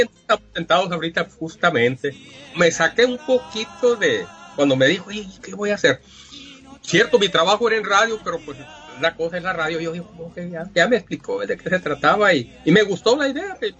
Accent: Yécora, Sonora, Mexico; yo soy del municipio de Yecora, Sonora

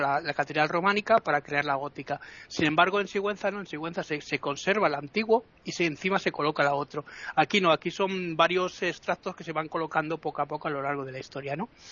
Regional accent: Italy; yo soy italiano

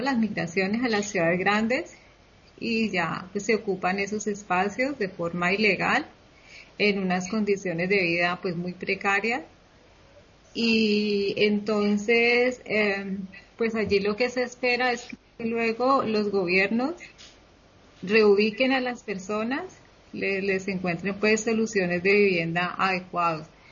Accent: Colombia; now in Spain; mi país

